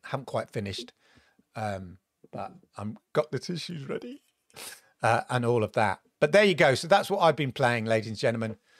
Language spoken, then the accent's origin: English; United Kingdom; growing up in Britain